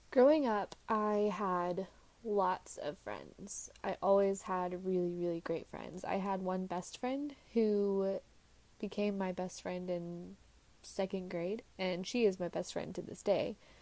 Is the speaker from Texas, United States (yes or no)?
yes; Texas, United States; Now, I lived in Texas, and instead of being two hours from home, I wanted to move five hours from home.